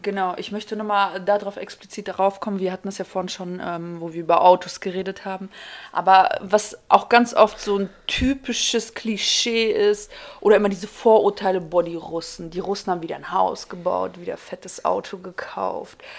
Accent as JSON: {"language": "German", "country": "Kazakhstan", "moved": "yes", "lives_now": "Germany", "said": "ich komme ursprünglich aus Kasachstan"}